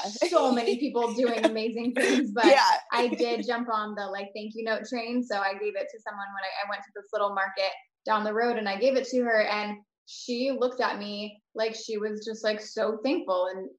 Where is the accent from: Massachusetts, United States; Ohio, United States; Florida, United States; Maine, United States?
Florida, United States; I'm from Florida